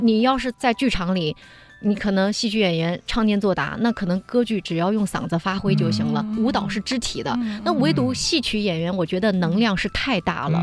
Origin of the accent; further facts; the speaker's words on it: Anhui, China; 我家乡安徽